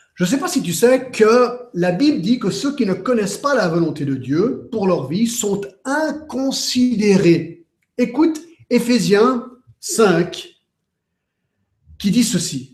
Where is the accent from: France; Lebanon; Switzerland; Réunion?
Switzerland; Geneva; j'ai grandi à Genève